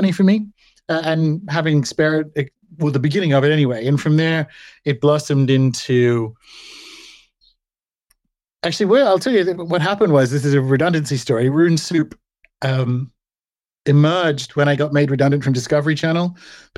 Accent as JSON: {"language": "English", "country": "Australia", "tie": "born or raised there", "said": "born and raised in Australia"}